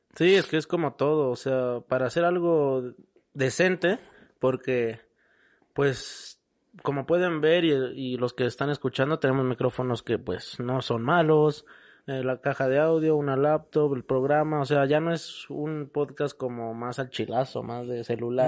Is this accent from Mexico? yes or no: yes; Mexico; cómo somos los mexicanos.